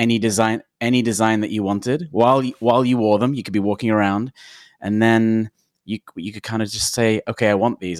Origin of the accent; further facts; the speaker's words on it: London, United Kingdom; now in Portland, United States; I'm from London